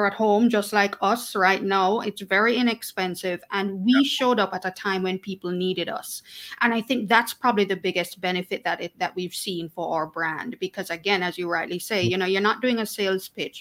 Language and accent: English; Jamaica; also born or lived in Kingston; I am Jamaican, born and raised, still living in Kingston